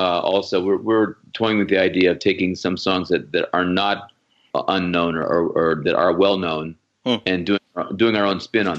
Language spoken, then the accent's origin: English; Erie, Pennsylvania, United States; moved away; they're from Cleveland and I was from Erie.